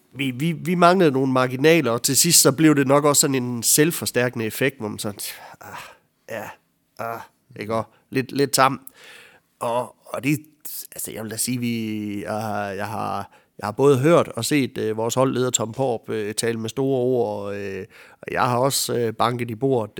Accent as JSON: {"language": "Danish", "town": "Ansager", "region": "Southern Denmark", "country": "Denmark", "said": "jeg er en sindig vestjyde ude fra Ansager"}